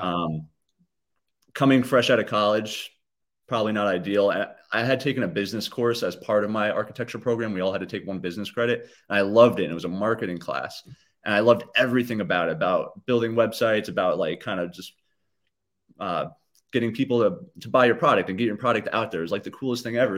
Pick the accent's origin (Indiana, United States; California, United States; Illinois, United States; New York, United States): New York, United States; Hyde Park; also born or lived in Poughkeepsie, New York / Fishkill, New York; was born in Poughkeepsie, like you mentioned. Um, and then I kinda grew up in Hyde Park